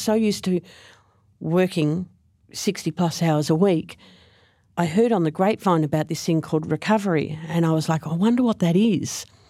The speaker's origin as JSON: {"language": "English", "town": "Frankston", "region": "Victoria", "country": "Australia", "tie": "born or raised there", "also_born_or_lived": "Gippsland", "said": "I actually grew up in Frankston, and I moved to Gippsland for, for work"}